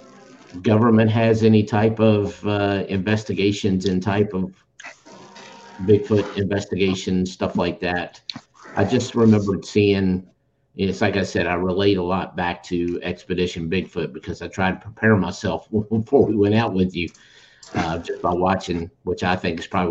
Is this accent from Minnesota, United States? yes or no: no; Augusta County, Virginia, United States; We're all from the Shenandoah Valley, from Augusta County, Virginia